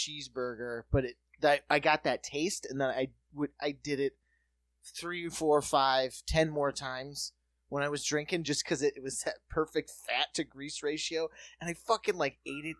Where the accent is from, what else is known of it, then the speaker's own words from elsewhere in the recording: South Dakota, United States; moved away; also born or lived in Minneapolis / New York; it has to be growing up in South Dakota